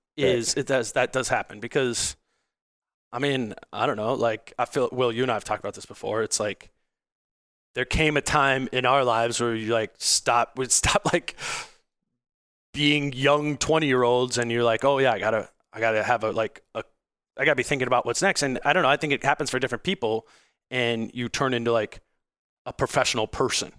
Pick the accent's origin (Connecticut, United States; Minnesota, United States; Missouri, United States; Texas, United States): Minnesota, United States; Hopkins; I grew up in, I grew up in Hopkins.